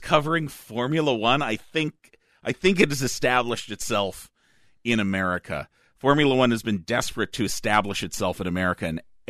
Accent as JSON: {"language": "English", "region": "Minnesota", "country": "United States", "said": "I grew up on Mystery Science Theater 3000 like a proud Minnesotan."}